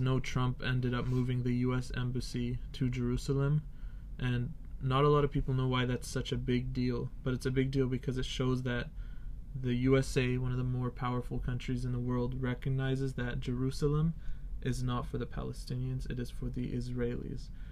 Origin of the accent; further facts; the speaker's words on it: Canada; I'm actually Canadian